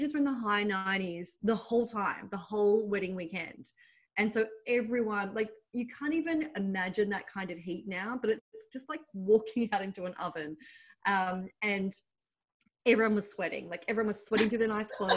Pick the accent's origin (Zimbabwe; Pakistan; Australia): Australia; Sydney, New South Wales; accent: Australian; moved away as an adult; now in New York, United States; When I left Sydney at 29